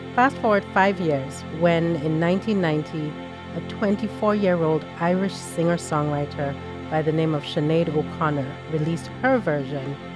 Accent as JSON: {"language": "English", "country": "Nigeria", "tie": "born or raised there", "moved": "as an adult", "said": "as a young, as a young woman, um, growing up in Nigeria. So I was in Nigeria"}